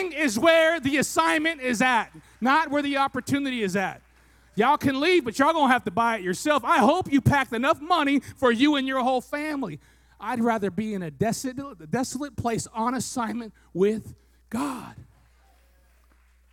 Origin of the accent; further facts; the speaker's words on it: Fresno, California, United States; I was born in Fresno and we moved a block and a half away